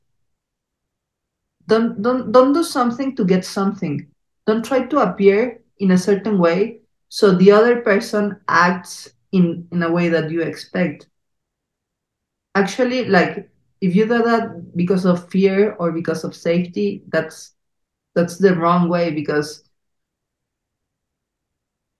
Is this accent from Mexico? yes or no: yes; Mexico City, Mexico; accent: Mexican, Chilango; English is a second language; our Mexican accent, Chilango